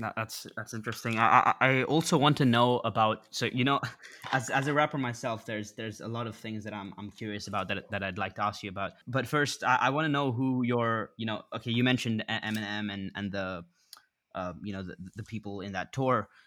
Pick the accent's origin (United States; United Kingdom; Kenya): United Kingdom; England; I grew up in England